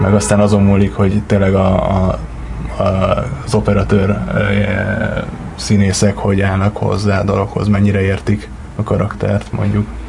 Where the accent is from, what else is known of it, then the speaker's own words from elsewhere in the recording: Gödöllő, Pest, Hungary; also born or lived in Miskolc / Budapest; Gödöllőn nőttem fel